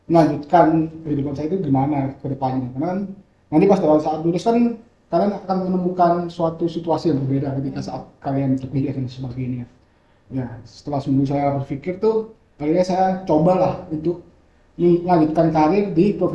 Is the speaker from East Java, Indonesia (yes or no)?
yes; Malang, East Java, Indonesia; Hmm saya asli Malang dan umur saya sekarang 22 tahun.